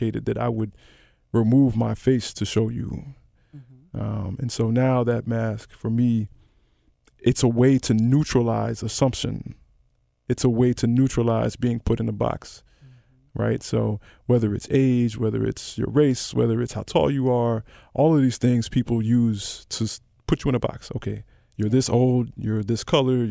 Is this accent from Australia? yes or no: no; Memphis, Tennessee, United States; I grew up in Memphis, surrounded by none